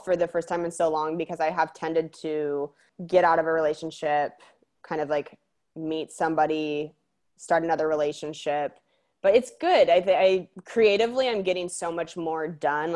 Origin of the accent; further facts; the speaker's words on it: Spokane, Washington, United States; moved away; a lot of people assume I'm from the Midwest because Spokane is more of that energy